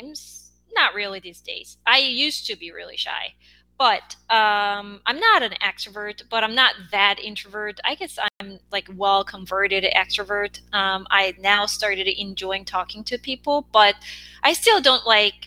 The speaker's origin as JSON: {"language": "English", "country": "South Korea", "tie": "born or raised there", "second_language": "English", "moved": "as an adult", "lives_now": "United States", "said": "I grew up in Korea"}